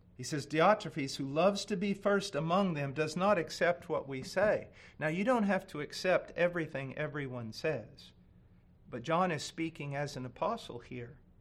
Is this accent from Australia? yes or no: no; United States; I'm an American